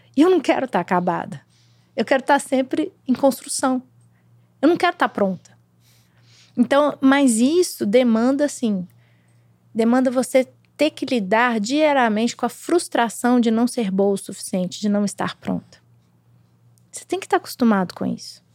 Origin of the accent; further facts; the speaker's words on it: Brazil; Eu, eu como brasileiro, como mulher, eu como mãe